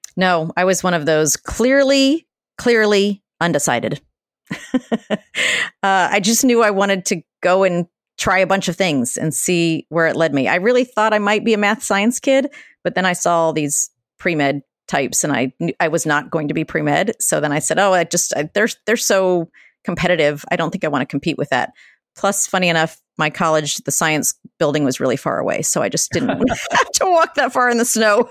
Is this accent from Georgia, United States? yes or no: yes; Atlanta, Georgia, United States; moved away as an adult; now in Boston, United States; I grew up in Atlanta, Georgia